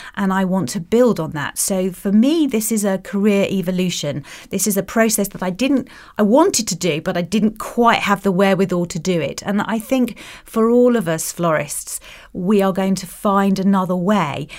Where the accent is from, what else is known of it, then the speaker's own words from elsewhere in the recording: Kent, South East England, United Kingdom; moved away; I come from Kent, and my brother still lives there.